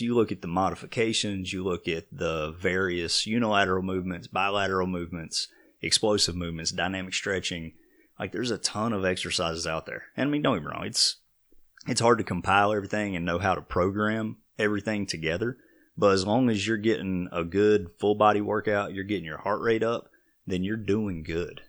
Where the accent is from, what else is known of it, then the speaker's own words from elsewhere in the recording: Vail, Colorado, United States; growing up in Vail, everybody had horses